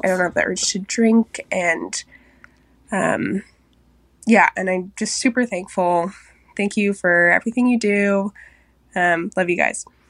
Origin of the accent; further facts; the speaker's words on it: Seattle, Washington, United States; I'm twenty-four. I'm from Seattle